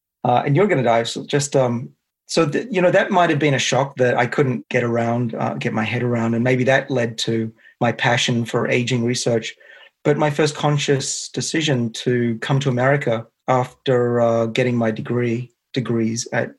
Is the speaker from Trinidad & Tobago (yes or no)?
no; Australia; accent: Australian; now in United States; I can use my Australian accent with you guys.